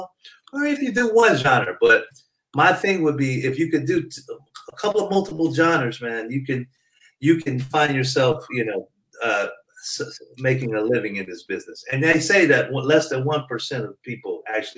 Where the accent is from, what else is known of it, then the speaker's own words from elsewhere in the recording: Detroit, Michigan, United States; now in California, United States; I'm originally from Detroit. Then my parents moved out here in California in the 70s